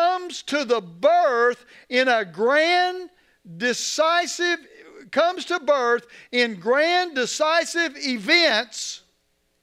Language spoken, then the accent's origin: English; United States